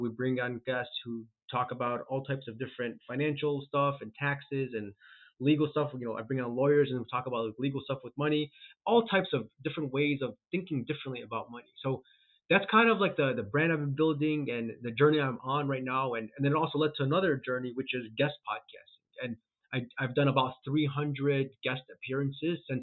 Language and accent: English; Chicago, Illinois, United States; I'm born and raised in Chicago, currently in Chicago, actually in the suburbs of Chicago